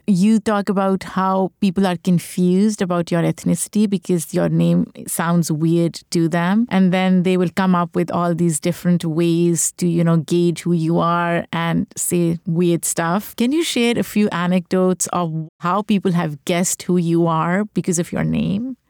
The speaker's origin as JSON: {"language": "English", "country": "Pakistan", "tie": "born or raised there", "moved": "yes", "lives_now": "New York, United States", "said": "I grew up in Pakistan, I grew up in a country where I was part of the dominant population"}